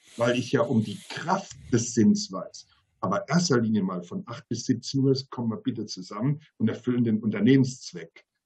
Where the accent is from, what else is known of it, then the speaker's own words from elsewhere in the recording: Mannheim, Baden-Württemberg, Germany; als Mannheimer